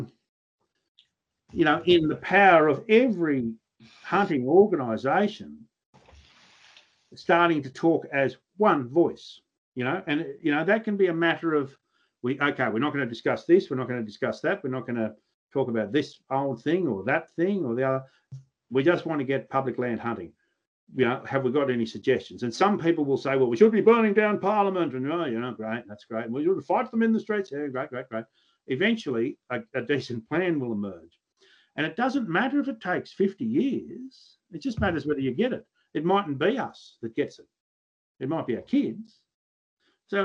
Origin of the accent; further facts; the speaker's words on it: New South Wales, Australia; I'm a New South Welshman